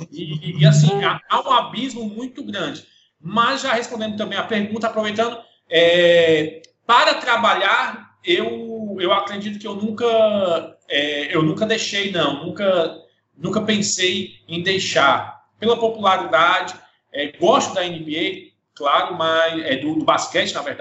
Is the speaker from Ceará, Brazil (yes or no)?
yes; Ceará, Brazil; now in Horizonte, Brazil; Eu sou, sou cearense, moro aqui a 40 quilômetros de, de, de, Fortaleza, na cidade de Horizonte